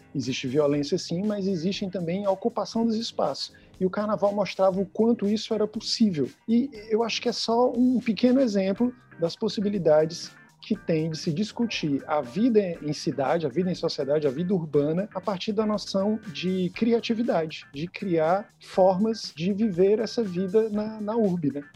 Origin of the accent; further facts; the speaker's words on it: Fortaleza, Ceará, Brazil; somos cearenses, somos de Fortaleza